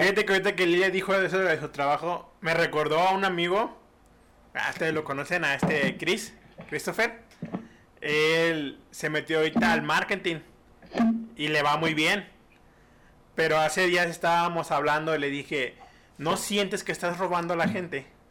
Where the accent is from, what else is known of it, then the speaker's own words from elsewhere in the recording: Mexico; somos mexicanos